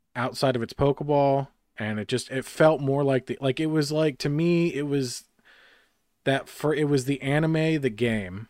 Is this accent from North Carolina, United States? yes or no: yes; Harrisburg, North Carolina, United States; my hometown of Harrisburg, North Carolina, in the middle of podunk nowhere